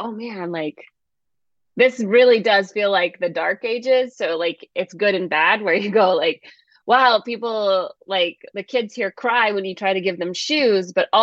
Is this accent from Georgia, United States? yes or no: yes; Georgia, United States; also born or lived in East Bay, California; now in Los Angeles, United States; we moved to Georgia when I was five